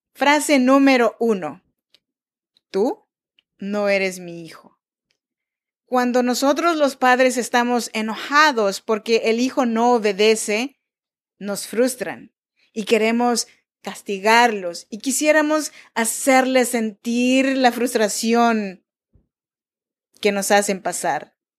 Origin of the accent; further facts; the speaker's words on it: Chinantla region, Oaxaca, Mexico; Yo nací en Oaxaca, México, en la región de Chinantecos